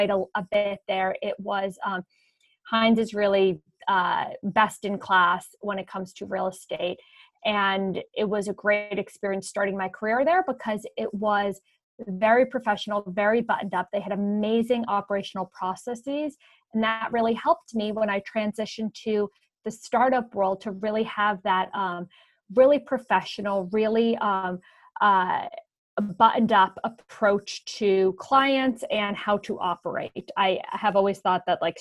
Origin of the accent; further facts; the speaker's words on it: Montclair, New Jersey, United States; moved away as an adult; also born or lived in Sweden / Washington, D.C. / Boston; born and raised in Montclair, New Jersey, which is a suburb outside of New York City. I grew up there my whole life